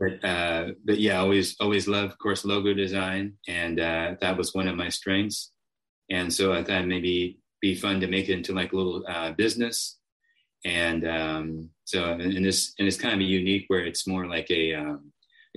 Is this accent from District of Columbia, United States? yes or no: yes; Washington, District of Columbia, United States; also born or lived in Austin, Texas; now in Round Rock, United States; I'm originally from the DC area. I've lived in Austin a big portion of my life, you know, probably more than half my life